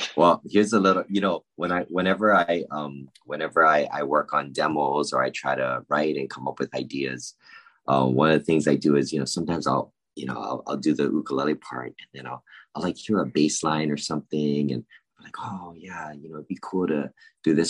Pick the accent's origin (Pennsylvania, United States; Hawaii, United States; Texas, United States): Hawaii, United States; Honolulu; I was born and raised in Honolulu, Hawaii